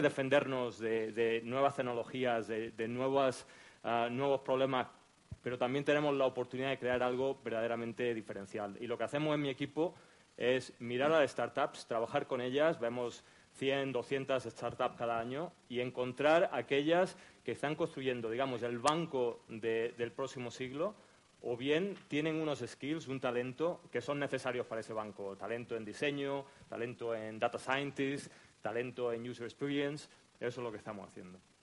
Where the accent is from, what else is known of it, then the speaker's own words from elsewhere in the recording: Almería, Andalusia, Spain; moved away; also born or lived in United States / London; Yo soy almeriense, como podéis oír por el acento.